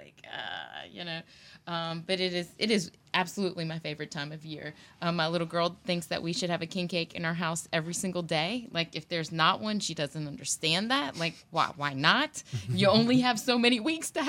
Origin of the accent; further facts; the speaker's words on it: Houma, Louisiana, United States; growing up in Houma